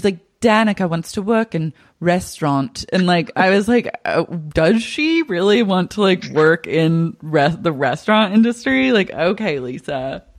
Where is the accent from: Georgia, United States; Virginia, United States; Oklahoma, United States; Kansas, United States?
Oklahoma, United States; Oklahoma City; moved away; I was in Oklahoma City like visiting my family over a weekend